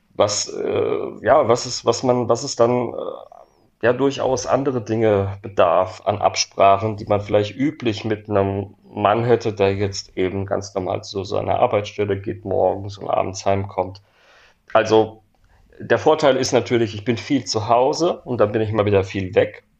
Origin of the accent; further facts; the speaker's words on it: Worms, Rhineland-Palatinate, Germany; meine Heimatstadt Worms